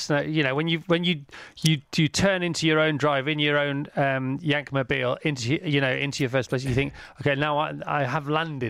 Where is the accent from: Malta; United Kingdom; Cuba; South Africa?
United Kingdom; even as a Brit